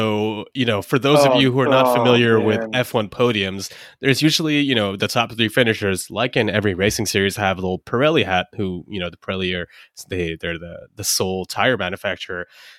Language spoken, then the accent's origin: English; United Kingdom; And then he realized, oh shit, I'm British.